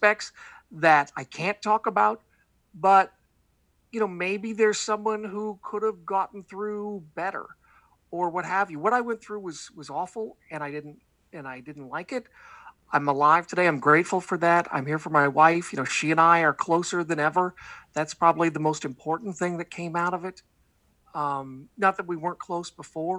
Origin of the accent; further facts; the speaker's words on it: the Northwest, Pacific Northwest, United States; I do a show called the Portland WrestleCast because I grew up in the Northwest